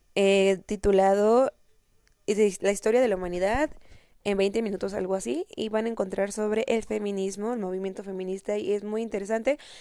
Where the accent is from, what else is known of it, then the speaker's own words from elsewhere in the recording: Mexico; al menos en mi país, en México